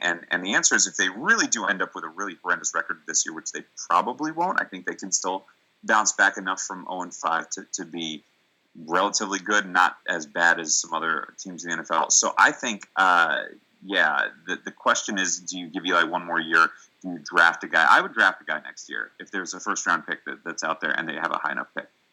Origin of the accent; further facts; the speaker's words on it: New York, United States; as a New Yorker